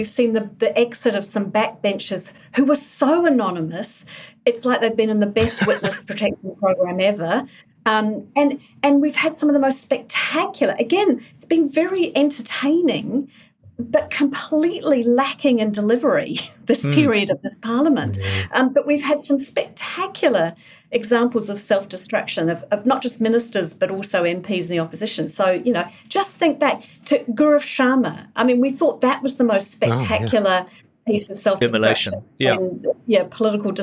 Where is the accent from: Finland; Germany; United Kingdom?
United Kingdom; England; now in New Zealand; I was born in New Zealand, I grew up in England.